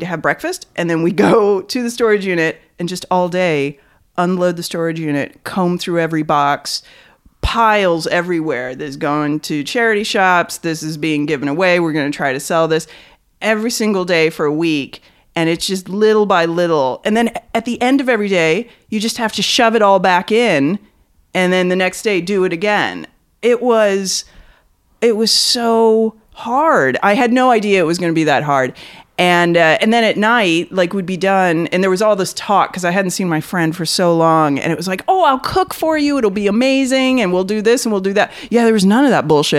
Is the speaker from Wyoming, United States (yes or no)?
no; Beaverton, Oregon, United States; moved away; I grew up in Oregon.